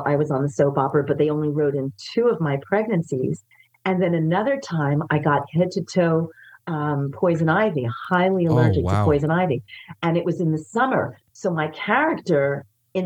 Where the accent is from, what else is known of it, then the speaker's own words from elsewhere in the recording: New York City, New York, United States; I grew up in the Bronx